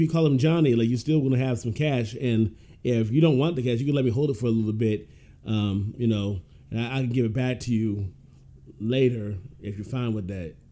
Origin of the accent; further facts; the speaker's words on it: Ohio, United States; I grew up in Ohio